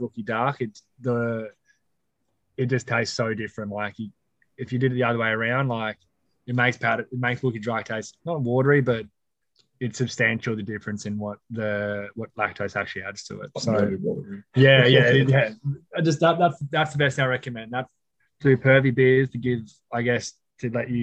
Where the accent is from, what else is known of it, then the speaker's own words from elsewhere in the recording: Australia; I was born and raised in Australia